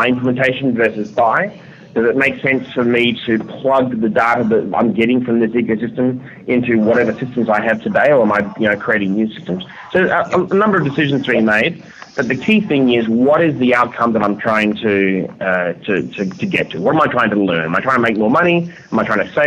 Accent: Adelaide, South Australia, Australia; moved away as an adult; now in United States; And I'm from Adelaide and I've been gone 15 years.

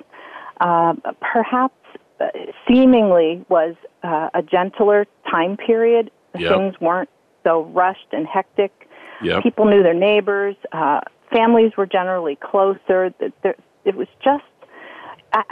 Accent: Pennsylvania, United States; I was born in Pennsylvania

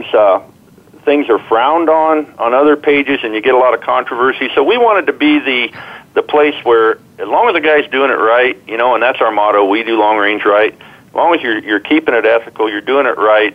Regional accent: Iowa, United States; I grew up in Iowa

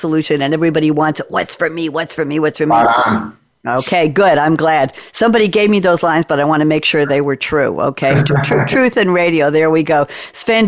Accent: New York, United States; moved away; I sound like I'm from New York, and I originally was

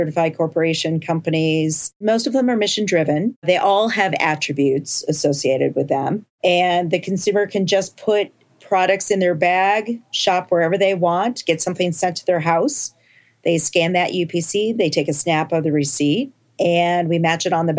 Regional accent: Champaign, Illinois, United States; So I grew up in Champaign, Illinois

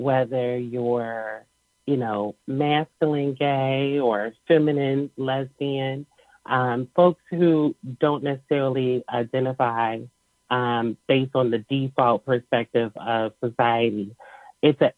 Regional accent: Cincinnati, Ohio, United States; now in Texas, United States; I was raised in Cincinnati, Ohio, and I relocated to Texas

